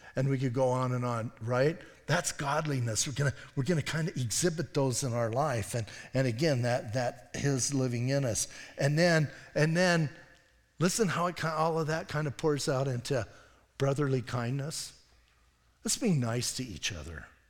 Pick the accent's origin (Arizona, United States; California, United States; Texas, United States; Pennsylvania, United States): Arizona, United States; Bisbee; I'm from Bisbee